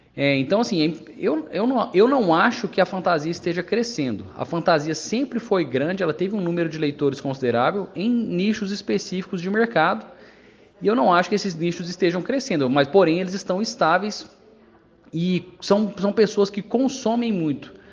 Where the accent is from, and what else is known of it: Brazil